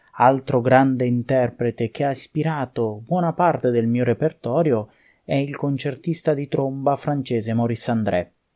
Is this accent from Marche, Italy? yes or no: yes; Ancona, Marche, Italy; now in Ravenna, Italy; del mio paese d'origine, della mia città Ancona